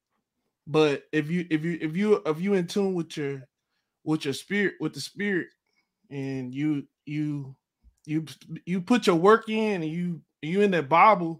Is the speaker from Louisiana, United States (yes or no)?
no; Texas, United States; also born or lived in Dallas, Texas; from Texas